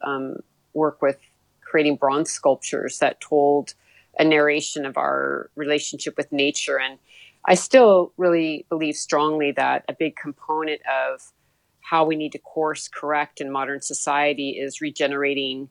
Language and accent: English; Mendocino, California, United States; the area where I grew up was in Mendocino County, in the town of Mendocino on the coast of California